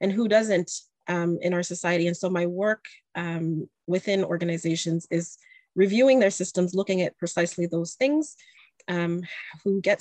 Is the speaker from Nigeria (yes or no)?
no; Canada; I'm also from Canada.